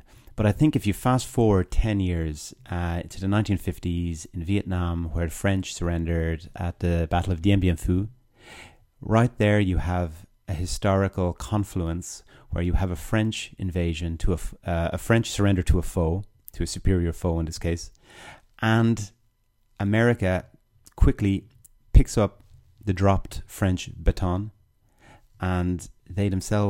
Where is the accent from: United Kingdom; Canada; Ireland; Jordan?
Ireland; as an Irishman, this may not be a popular thought experiment for any Irish listeners out there